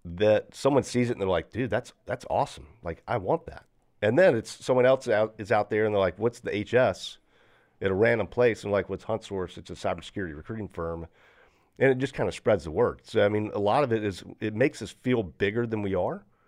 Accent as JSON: {"language": "English", "town": "Greensboro", "region": "North Carolina", "country": "United States", "tie": "born or raised there", "said": "I'm from Greensboro"}